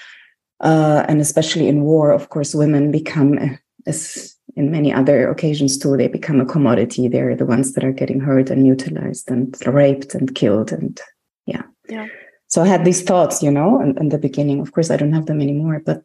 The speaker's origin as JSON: {"language": "English", "country": "Germany", "tie": "born or raised there", "also_born_or_lived": "Greece", "said": "I was born in Germany"}